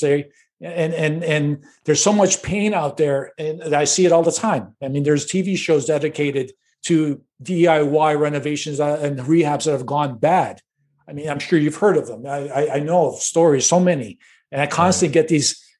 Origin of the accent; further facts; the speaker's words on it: Chicago, Illinois, United States; Born and raised in Chicago, uh, on the north side of Chicago